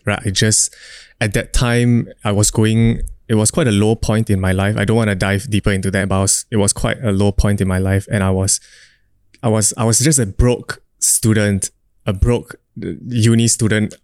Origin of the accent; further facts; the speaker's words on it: Singapore; I'm a Singaporean dude